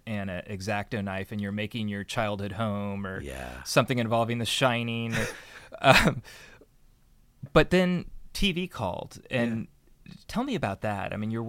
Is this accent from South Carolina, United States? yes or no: no; California, United States; born there; I was born in the South Bay